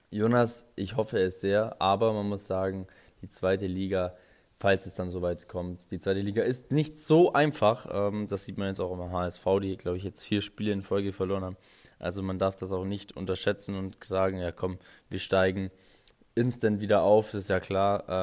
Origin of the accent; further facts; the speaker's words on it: Augsburg, Bavaria, Germany; denn ich komme ja, wie gesagt, aus Augsburg, bin auch hier geboren.